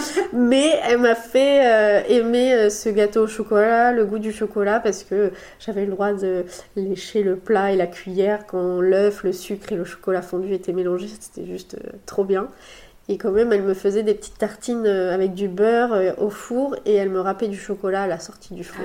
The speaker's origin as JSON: {"language": "French", "town": "Le Mans", "region": "Pays de la Loire", "country": "France", "tie": "born or raised there", "also_born_or_lived": "Nice", "moved": "as an adult", "lives_now": "Bordeaux, France", "said": "je suis originaire du Mans, de la Sarthe, où euh, j'ai fait toutes mes études. Et puis, je suis arrivée à Bordeaux il y a 4 ans"}